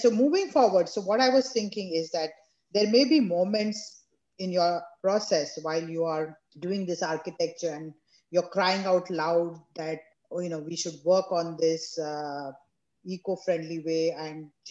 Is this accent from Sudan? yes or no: no; India; growing up in India, we used to go to Mathuran